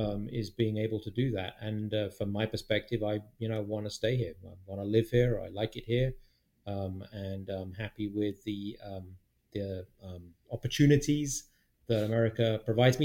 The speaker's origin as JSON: {"language": "English", "country": "United Kingdom", "moved": "as an adult", "lives_now": "United States", "said": "British people like gravy, right? We like gravy."}